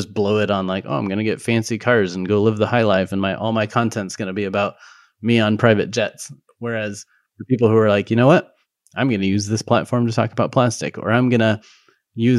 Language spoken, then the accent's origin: English; Golden, Colorado, United States; moved away; also born or lived in Arvada; originally from kind of the Arvada Golden area